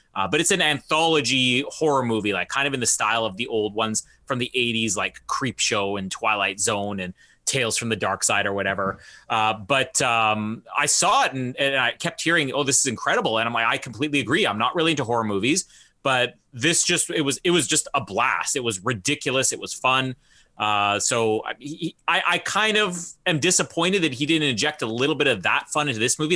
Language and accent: English; Canada; I'm from Canada